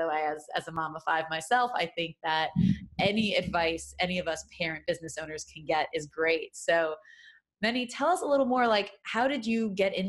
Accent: New York City, New York, United States; moved away; headquartered in Brooklyn, New York, my hometown, where I hail from originally, a really long time ago.

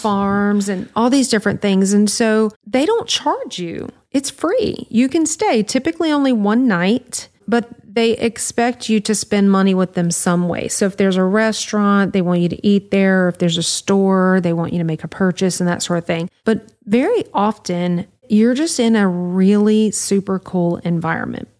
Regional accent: Louisiana, United States; we're from Louisiana

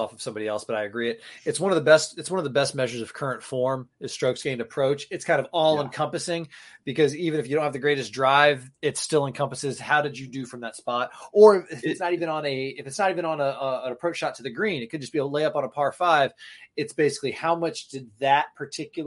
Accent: Florida, United States; now in New England, United States; I grew up in Florida.

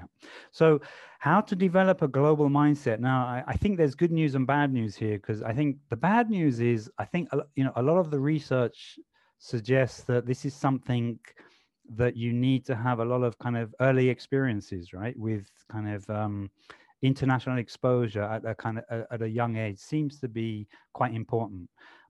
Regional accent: London, United Kingdom; You know, I grew up in London. So you meet someone new in London for the first time.

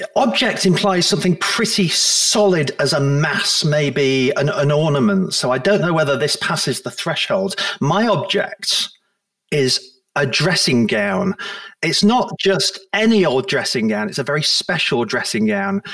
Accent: Blackpool, North West England, United Kingdom; moved away as an adult; also born or lived in Manchester / Liverpool; now in Guernsey; although I was born in Manchester, I then eventually went uh, to, to grow up in Blackpool in my formative years in late primary school and secondary school

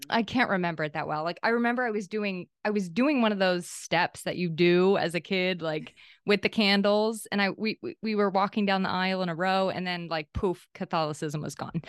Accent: New Hampshire, United States; also born or lived in Maine; I was born in Maine, and then we moved to New Hampshire when I was eight.

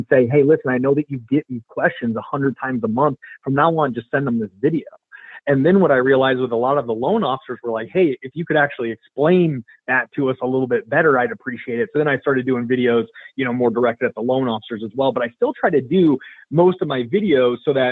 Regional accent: Vinton, Iowa, United States; I'm from Vinton, Iowa

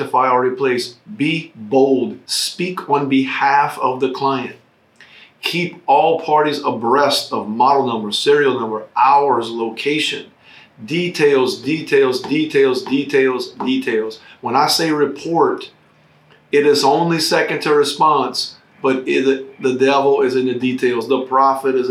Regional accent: United States; as American citizens

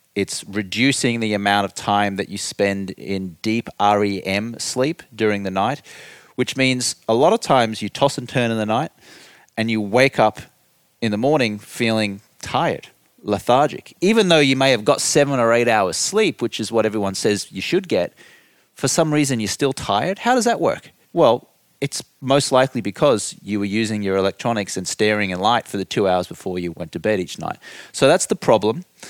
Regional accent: Brisbane, Queensland, Australia; accent: Australian; moved away as an adult; now in United States; I grew up in Australia.

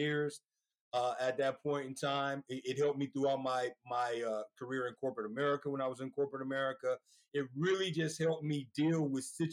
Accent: Oakland, California, United States; now in Sacramento, United States; I grew up in Oakland, California.

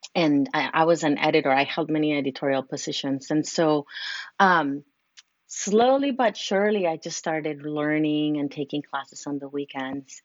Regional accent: Mexico City, Mexico; moved away as an adult; now in California, United States; I'm originally from Mexico City, but have been living in California for many years, like 16 years.

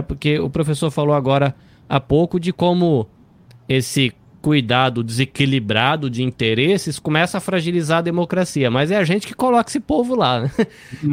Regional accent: Brazil; como brasileiro

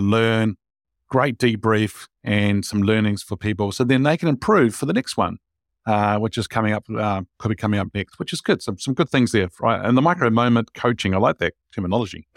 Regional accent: New Zealand; I'm a Kiwi

